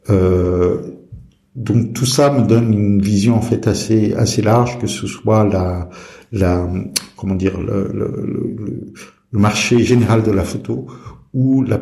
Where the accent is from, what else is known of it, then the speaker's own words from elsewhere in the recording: Brazil; moved away as an adult; also born or lived in Turkey / England / Greece; now in France; alors, euh, j'ai grandi euh, à l'étranger, en Brésil, Turquie, Angleterre euh, et, Grèce.